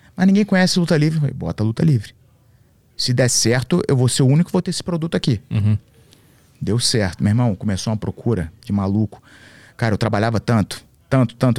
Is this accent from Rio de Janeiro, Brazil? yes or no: yes; Rio de Janeiro, Brazil; moved away; also born or lived in Santa Catarina; E eu era de classe média no Rio